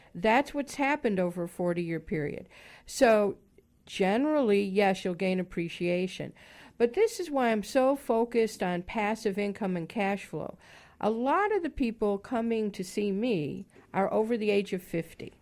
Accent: Chicago, Illinois, United States; moved away; originally from the Midwest also. I grew up in Chicago

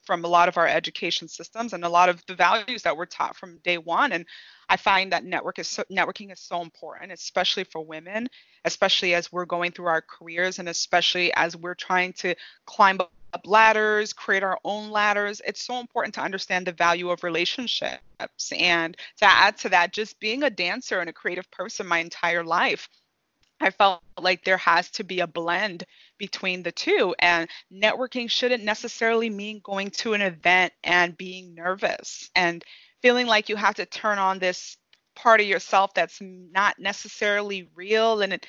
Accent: Nigeria; moved away; So give you some information about my background. I'm originally from Nigeria. So I immigrated to this country and grew up in a home where hard work was taught.

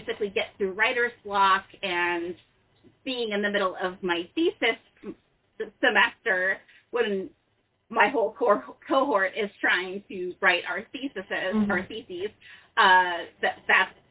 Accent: Minneapolis, Minnesota, United States; now in Charlottesville, United States; I grew up in Minneapolis, currently living in Charlottesville, Virginia.

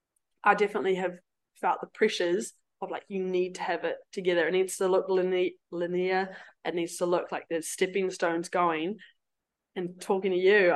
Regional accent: Cambridge, Waikato, New Zealand; moved away; I'll go back to Waikato because I'm from Cambridge

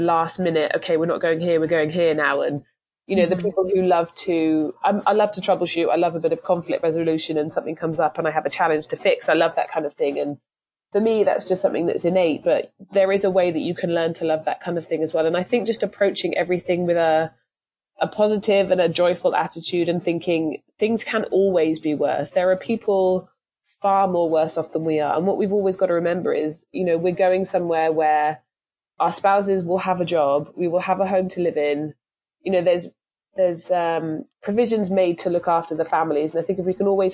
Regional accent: England, United Kingdom; moved away as an adult; now in United States; I'm from England

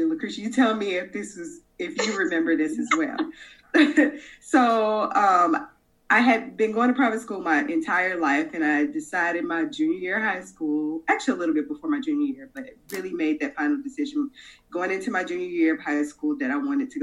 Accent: Chicago, Illinois, United States; I was born and raised in Chicago

